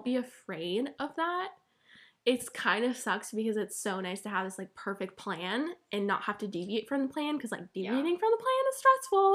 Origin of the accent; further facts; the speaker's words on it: Vermont, United States; moved away as an adult; now in Chapel Hill, United States; like I'm out of state, but I'm from Vermont, so I'm literally 14 hours away from the fam.